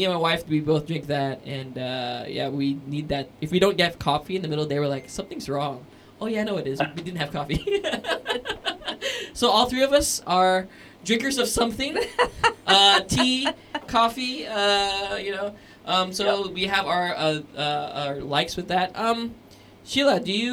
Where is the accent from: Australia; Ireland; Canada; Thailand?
Thailand; Bangkok; 33 years now in Bangkok, Thailand. So this is the only home I've ever known.